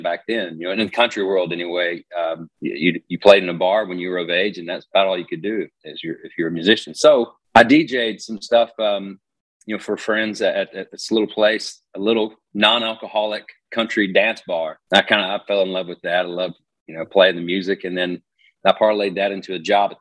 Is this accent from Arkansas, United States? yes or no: yes; Rogers, Arkansas, United States; moved away; I'm from Rogers, Arkansas.